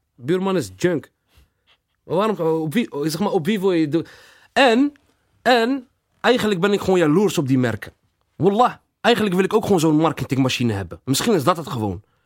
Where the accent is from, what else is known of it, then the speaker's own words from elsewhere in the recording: Rotterdam, South Holland, Netherlands; Delfshaven levens is, eh, is gewoon waar ik ben opgegroeid